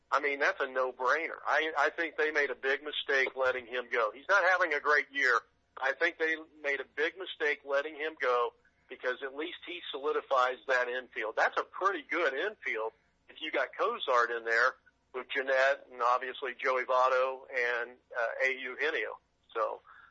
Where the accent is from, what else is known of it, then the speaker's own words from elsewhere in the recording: Greenville, Ohio, United States; I grew up in Greenville, Ohio